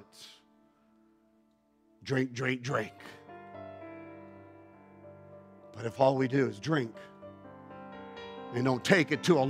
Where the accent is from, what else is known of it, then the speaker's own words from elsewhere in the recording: Bogotá, Colombia; now in Canada; I was born in Bogota.